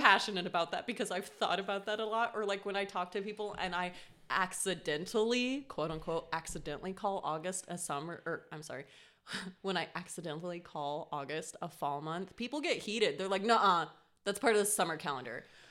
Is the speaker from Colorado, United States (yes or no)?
yes; Colorado, United States; I grew up in Colorado